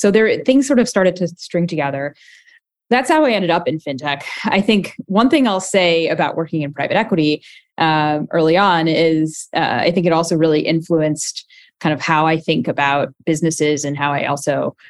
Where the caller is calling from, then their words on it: San Francisco, California, United States; I'm in rainy San Francisco today.